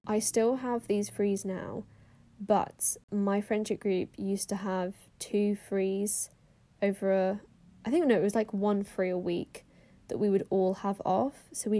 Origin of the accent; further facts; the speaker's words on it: Austria; because I grew up in Austria and I used to be fluent in German